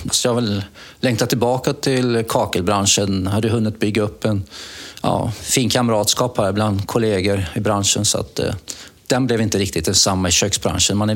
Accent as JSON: {"language": "Swedish", "town": "Mariestad", "region": "Västra Götaland", "country": "Sweden", "moved": "yes", "said": "det började med att jag flyttade upp från Mariestad för eh, det är 42 år sedan, så det är några år sedan."}